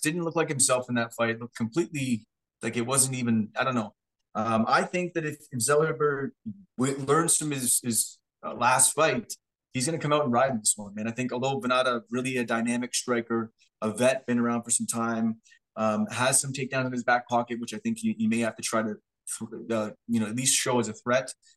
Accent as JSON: {"language": "English", "country": "Canada", "said": "we're just from Canada"}